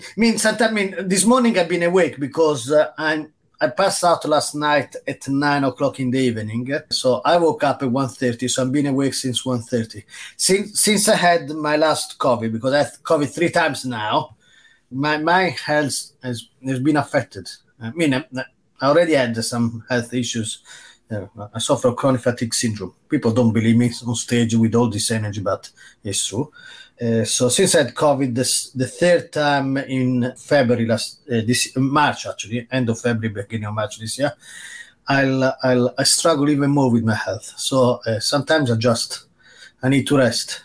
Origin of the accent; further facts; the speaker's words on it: Rome, Lazio, Italy; now in England, United Kingdom; I grew up in Rome